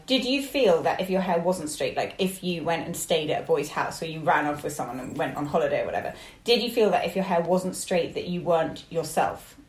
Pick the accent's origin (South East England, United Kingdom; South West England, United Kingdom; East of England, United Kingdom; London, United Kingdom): London, United Kingdom; I, I grew up very near there